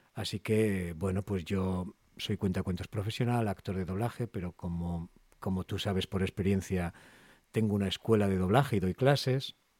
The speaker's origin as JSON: {"language": "Spanish", "town": "Castro Urdiales", "region": "Cantabria", "country": "Spain", "said": "Yo soy de Castro, de Castro Urdiales"}